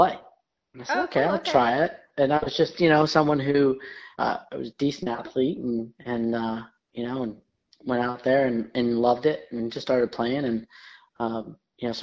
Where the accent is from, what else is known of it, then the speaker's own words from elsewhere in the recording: Voorheesville, New York, United States; now in Atlanta, United States; I am from a small town in upstate New York called Voorheesville, New York.